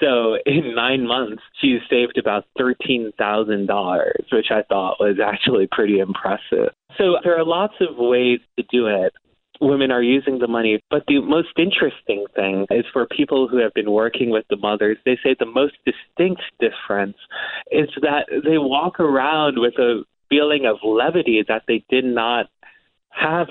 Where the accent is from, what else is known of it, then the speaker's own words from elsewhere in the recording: New York, United States; I'm a New Yorker, and one of the things that we were often told when we were growing up in New York